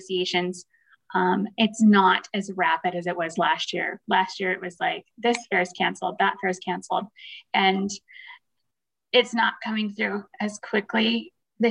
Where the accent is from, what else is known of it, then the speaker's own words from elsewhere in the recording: Paso Robles, California, United States; moved away as an adult; also born or lived in Fresno, California; now in Northeastern Montana, United States; Paso Robles, where I was raised, it's wine country and cattle and horse country